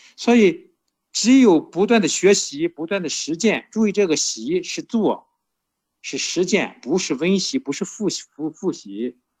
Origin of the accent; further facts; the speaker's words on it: Shandong, China; accent: Shandong dialect; moved away; 这是我们山东话